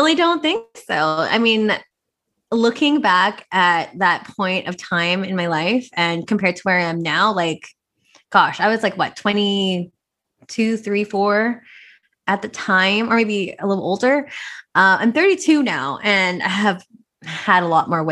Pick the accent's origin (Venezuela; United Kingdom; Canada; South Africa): Canada; Vancouver, British Columbia; I'm born and raised in Vancouver, so I'm Filipino Chinese